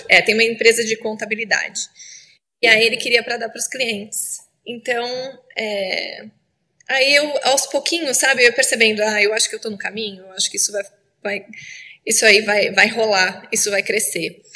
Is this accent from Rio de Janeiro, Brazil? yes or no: no; Itapeva, São Paulo, Brazil; moved away as an adult; now in San Francisco, United States; Eu cresci ajudando minha mãe a fazer chocolate lá na minha cidade, Tapeva